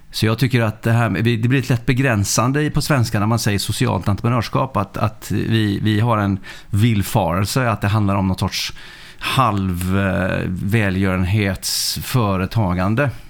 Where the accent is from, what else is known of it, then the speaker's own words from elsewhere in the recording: Sweden; also born or lived in Faroe Islands / Norway / Denmark; Jag eh, är uppvuxen i Sverige. Jag eh, kom hit när jag var sex år. Men är född på Färöarna och uppvuxen i Norge, och Danmark och Sverige.